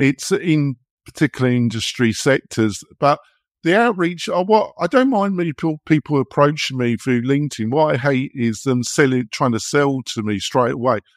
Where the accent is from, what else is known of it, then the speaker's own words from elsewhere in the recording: England, United Kingdom; moved away as an adult; now in United States; I'm English, never guess, would you? Um, and I've been living in America, but I lived in England for forty years